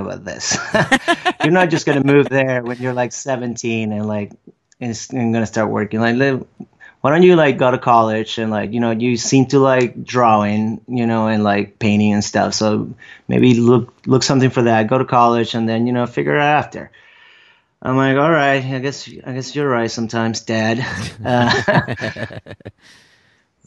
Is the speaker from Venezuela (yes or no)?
yes; Venezuela; born or raised there; English is a second language; moved away